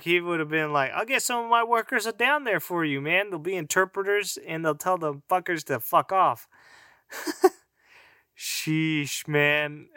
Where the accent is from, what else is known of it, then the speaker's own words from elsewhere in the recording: California, United States; I was born here. I was born in California. I'm a native of fucking California